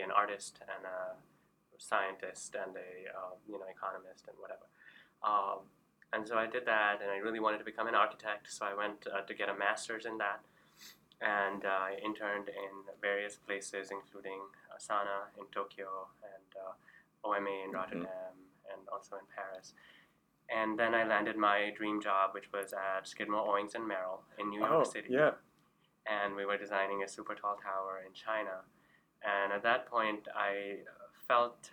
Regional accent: Karachi, Sindh, Pakistan; moved away; I grew up in Karachi, Pakistan, and we traveled a lot.

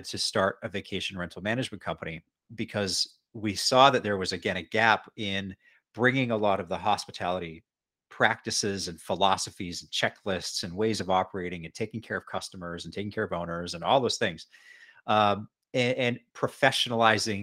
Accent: Edmonton, Alberta, Canada; moved away as an adult; also born or lived in Western Canada / Bermuda; eventually moved back to my hometown, Edmonton, Alberta

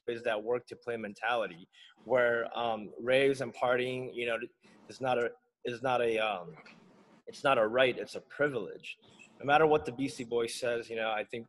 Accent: Guam; now in Los Angeles, United States; growing up in Guam

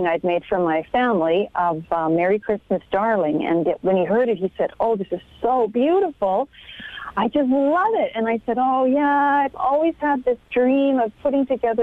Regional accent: Humboldt, Saskatchewan, Canada; moved away as an adult; also born or lived in Toronto; now in Connecticut, United States; I grew up in Saskatchewan, and I was a farm kid

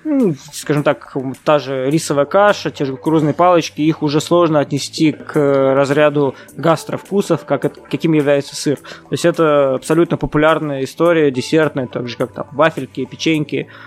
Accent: Kazan, Tatarstan, Russia; я сам родом с Казани

